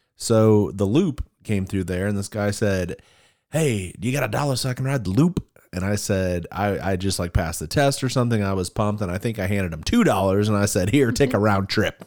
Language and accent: English; Cleveland, Ohio, United States; now in Springfield, Missouri, United States; we come from Cleveland, Ohio